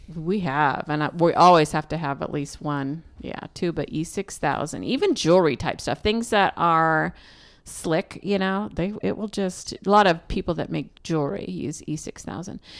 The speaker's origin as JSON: {"language": "English", "region": "Pacific Northwest", "country": "United States", "said": "we're from the Pacific Northwest"}